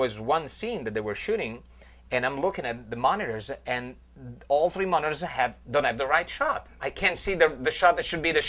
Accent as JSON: {"language": "English", "town": "Van Nuys", "region": "California", "country": "United States", "said": "Okay. Yeah, exactly. It's fake. Yeah. I'm from Van Nuys."}